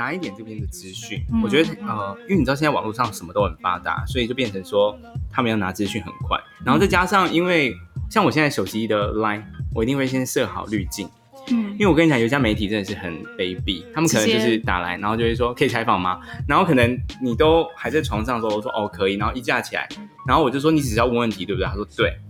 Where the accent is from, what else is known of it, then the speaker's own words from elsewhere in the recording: Hsinchu County, Taiwan; 我是新竹人，但我不是客家人，就是很节俭